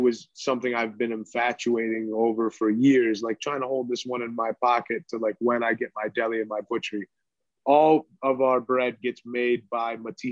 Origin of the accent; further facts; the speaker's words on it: Cleveland, Ohio, United States; Not from Philly. I'm from Cleveland.